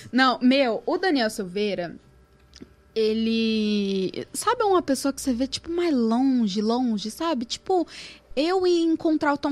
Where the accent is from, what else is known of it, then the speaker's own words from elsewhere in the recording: Santo André, São Paulo, Brazil; eu nunca saí de Santo André de sampa